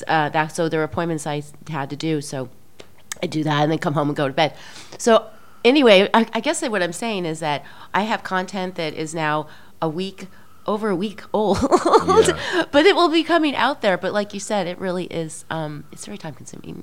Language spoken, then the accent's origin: English; Midwest, United States; i'm very Midwesterner social kind of person